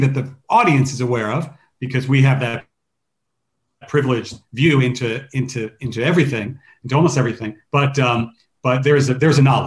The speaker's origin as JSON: {"language": "English", "region": "New Jersey", "country": "United States", "tie": "born or raised there", "moved": "yes", "said": "I grew up in New Jersey for 15 years in my childhood"}